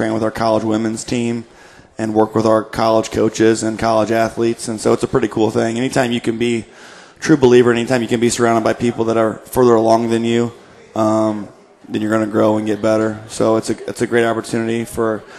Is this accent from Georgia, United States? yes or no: no; Indianapolis, Indiana, United States; now in Fort Wayne, United States; I'm from Indy